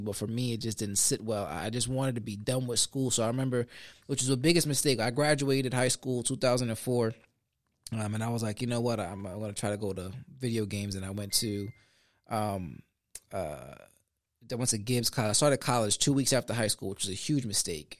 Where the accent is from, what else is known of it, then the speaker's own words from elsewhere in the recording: Sanford, United States; also born or lived in Puerto Rico; I grew up on Conn Ave, Connecticut Avenue here on the west side of Sanford